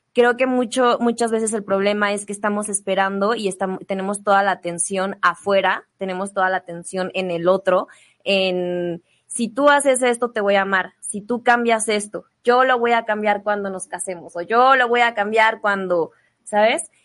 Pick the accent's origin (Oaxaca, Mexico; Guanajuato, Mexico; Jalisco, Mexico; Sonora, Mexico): Guanajuato, Mexico; León; now in Mexico City, Mexico; yo vengo de León, vengo de una familia muy tradicional